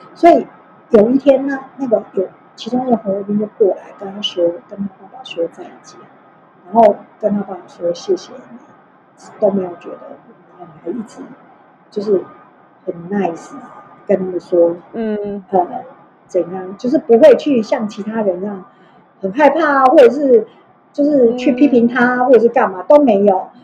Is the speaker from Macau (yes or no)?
no; Tainan, Taiwan; moved away as an adult; also born or lived in Taipei, Taiwan; now in Shanghai, China; 因为从小在台南长大人，那个味觉特别挑剔